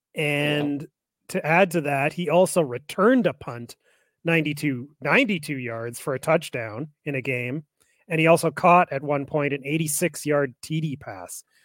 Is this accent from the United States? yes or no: no; Calgary, Alberta, Canada; I grew up in Calgary